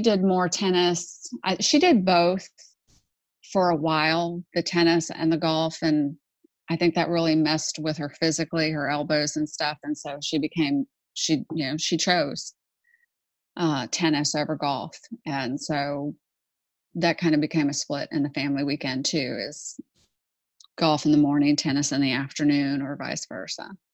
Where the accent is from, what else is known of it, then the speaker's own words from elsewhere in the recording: Houston, Texas, United States; I grew up in Houston actually, and I grew up on a golf course.